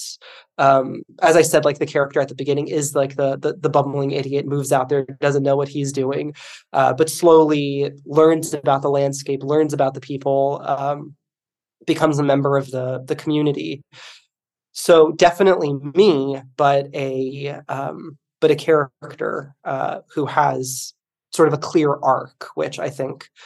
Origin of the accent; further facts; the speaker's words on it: Miami, Florida, United States; moved away as an adult; also born or lived in Bay Area, California / rural Idaho; I grew up in Miami and then moved to the Bay Area